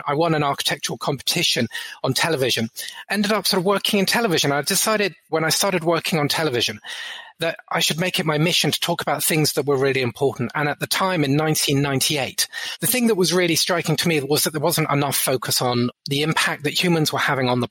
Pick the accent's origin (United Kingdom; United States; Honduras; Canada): United Kingdom; Brighton, South East England; I grew up in Brighton in England